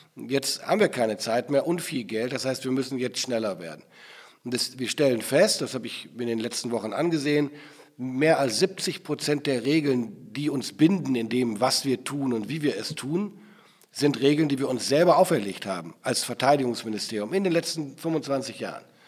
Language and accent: German; Germany; wir als Bundesrepublik Deutschland